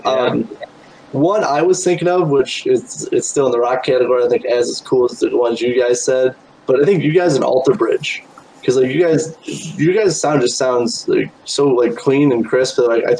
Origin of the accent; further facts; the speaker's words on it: South Bend, Indiana, United States; So I'm from South Bend, Indiana.